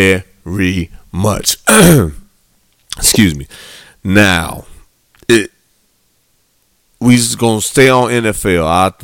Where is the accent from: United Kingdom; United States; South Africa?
United States; Midwest; I'm from the Midwest.